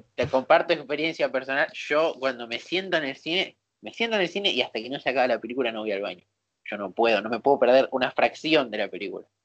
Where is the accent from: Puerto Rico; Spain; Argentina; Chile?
Argentina; Buenos Aires; somos de Buenos Aires